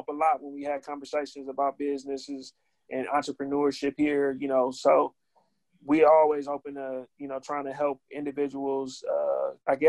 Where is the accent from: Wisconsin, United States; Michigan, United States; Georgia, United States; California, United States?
Wisconsin, United States; Milwaukee; I'm from West Lawn, and, you know, for, you know, in Milwaukee